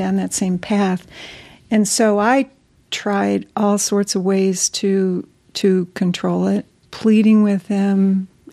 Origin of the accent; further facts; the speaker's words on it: East Coast, United States; moved away as an adult; I was from the East Coast